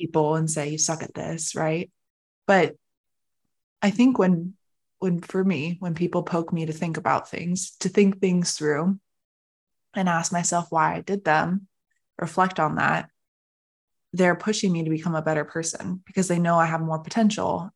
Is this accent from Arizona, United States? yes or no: yes; Arizona, United States; I'm born and raised Arizona.